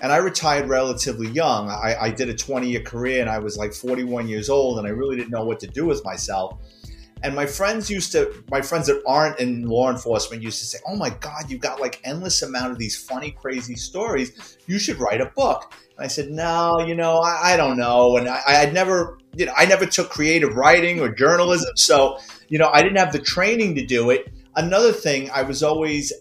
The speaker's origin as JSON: {"language": "English", "town": "New York City", "region": "New York", "country": "United States", "tie": "born or raised there", "said": "I'm a Bronx kid, born and raised in New York City"}